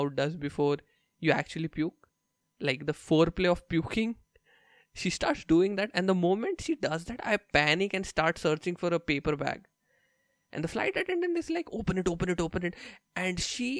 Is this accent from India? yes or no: yes; India; moved away as an adult; I'm Indian